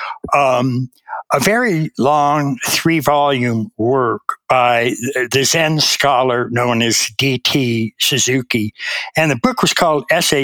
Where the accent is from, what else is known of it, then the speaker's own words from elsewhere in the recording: United States; I was raised in America